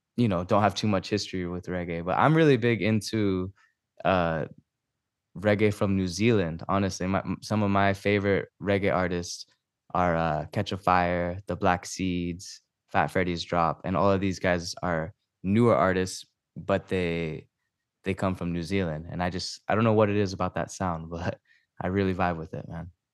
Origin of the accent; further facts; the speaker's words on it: Maui, Hawaii, United States; moved away as an adult; now in Temecula, United States; I'm originally from Maui, and I'm, uh, here living in, uh, Temecula right now.